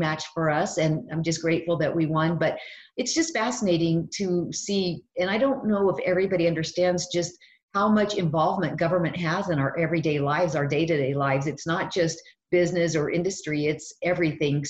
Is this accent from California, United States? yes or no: no; New Mexico, United States; I was actually born and raised in New Mexico, and I lived here all my life